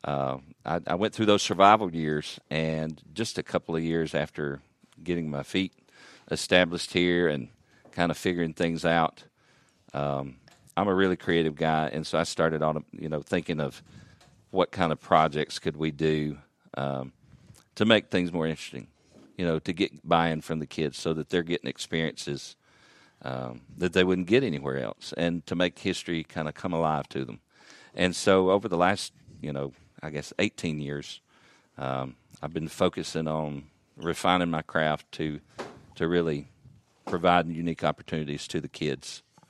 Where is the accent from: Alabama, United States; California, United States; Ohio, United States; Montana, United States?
Alabama, United States; moved away as an adult; now in Murray County, United States; I grew up in Alabama